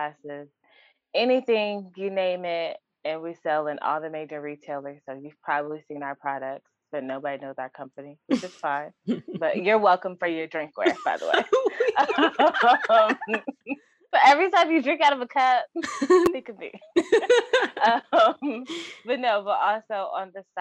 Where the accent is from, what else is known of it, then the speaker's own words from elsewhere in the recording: Atlanta, Georgia, United States; moved away as an adult; now in New York, United States; I am originally from Atlanta, Georgia.